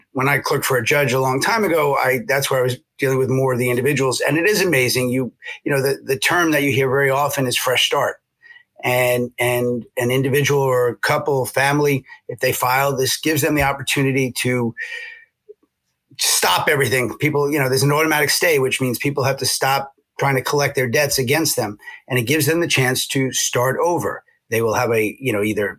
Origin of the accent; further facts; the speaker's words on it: New York City, New York, United States; moved away as an adult; also born or lived in Syracuse, New York; now in Connecticut, United States; New Yorker, born and raised till I was about 30. I grew up in Hollis Hills, Queens, public schools